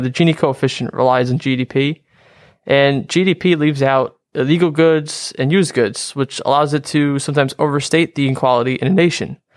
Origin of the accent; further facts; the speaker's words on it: Harrington Park, New Jersey, United States; I'm from, uh, Harrington Park, New Jersey